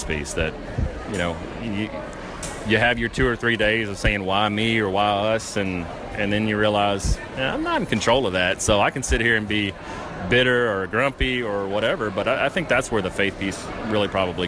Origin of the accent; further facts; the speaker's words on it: Jackson, Mississippi, United States; moved away; we're originally from Jackson, so we were members of the Central Mississippi Down Syndrome Society